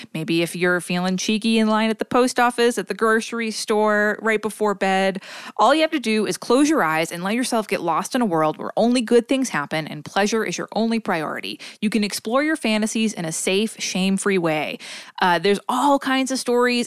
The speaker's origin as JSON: {"language": "English", "region": "Northeast Massachusetts", "country": "United States", "tie": "born or raised there", "said": "where I grew up in Massachu, in Northeast Massachusetts, everyone that I knew called it a Yankee swap"}